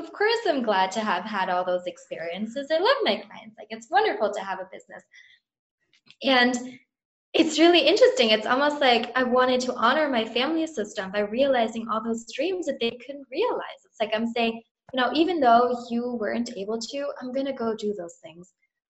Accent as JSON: {"language": "English", "country": "Germany", "tie": "born or raised there", "also_born_or_lived": "Indonesia / Amsterdam", "moved": "yes", "lives_now": "London, United Kingdom", "said": "I grew up in Germany, I have an American family, moved to Indonesia, moved to Amsterdam. Now I live in London."}